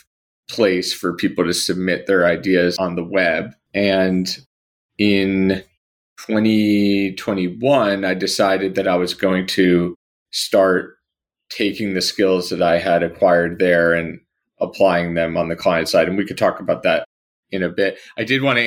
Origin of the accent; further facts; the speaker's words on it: New Jersey, United States; moved away as an adult; also born or lived in Baltimore / Cairo; I grew up in New Jersey